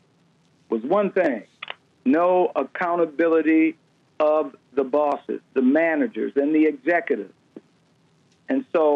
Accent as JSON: {"language": "English", "town": "Detroit", "region": "Michigan", "country": "United States", "moved": "as an adult", "said": "even though I'm from Detroit, I started my policing career here in Detroit. I left at some point and stayed gone well over 34 years"}